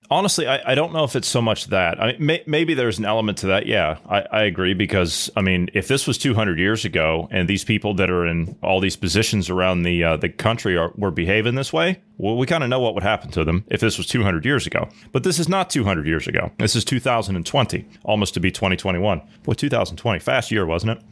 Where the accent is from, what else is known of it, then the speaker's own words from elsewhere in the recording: Ohio, United States; I'm from Ohio